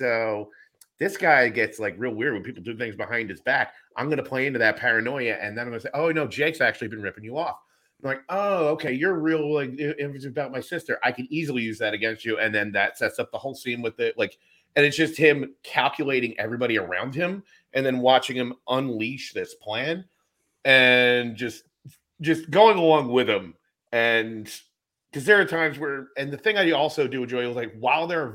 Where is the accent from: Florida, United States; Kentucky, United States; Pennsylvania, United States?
Pennsylvania, United States; Philadelphia; me growing up in Philly